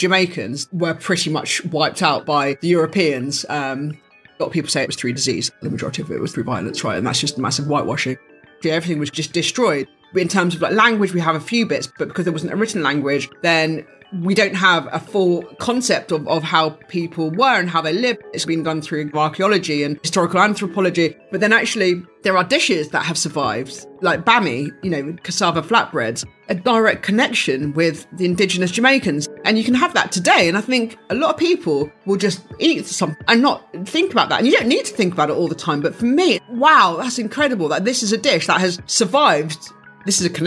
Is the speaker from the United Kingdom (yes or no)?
yes; United Kingdom; I was born in Britain